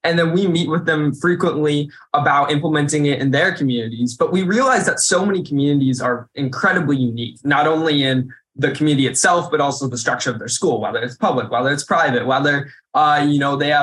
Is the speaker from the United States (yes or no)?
yes; Indiana, United States; in my home state